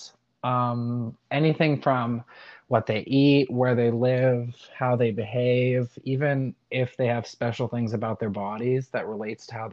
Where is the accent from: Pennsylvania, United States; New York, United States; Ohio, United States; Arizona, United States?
Arizona, United States; I am from Arizona